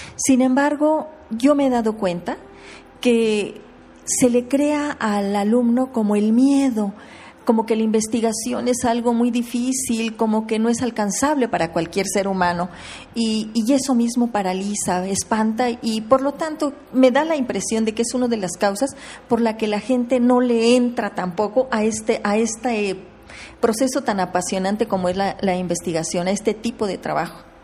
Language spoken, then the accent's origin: Spanish; Querétaro, Mexico; yo soy queretana